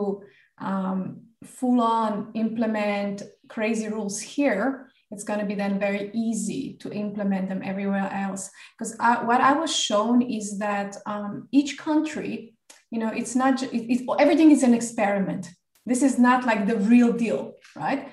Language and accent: English; Slovenia; moved away as an adult; also born or lived in New Zealand / Australia / Greece / England; I'm originally from Slovenia